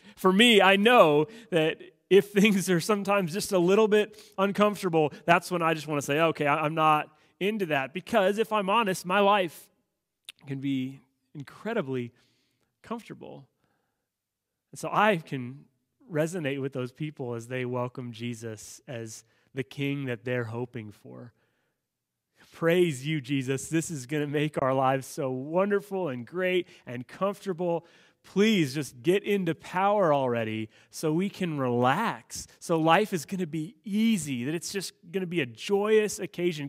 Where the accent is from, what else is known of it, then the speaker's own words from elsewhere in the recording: United States; living as an American citizen